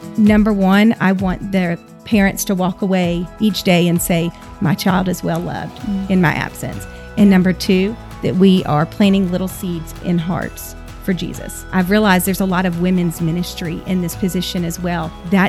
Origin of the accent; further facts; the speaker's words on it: Georgia, United States; also born or lived in Kentucky; I was born in Kentucky. I am the second oldest of 6 children. I have 4 sisters and 1 brother. I'm an Army brat, so I really grew up all over the place, but I consider Georgia home.